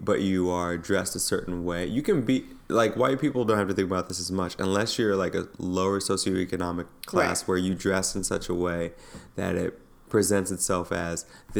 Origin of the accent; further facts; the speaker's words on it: New York City, New York, United States; as a New Yorker.